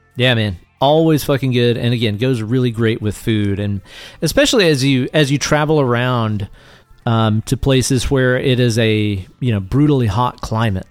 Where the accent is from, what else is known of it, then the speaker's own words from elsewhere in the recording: Tennessee, United States; we are both Tennessee boys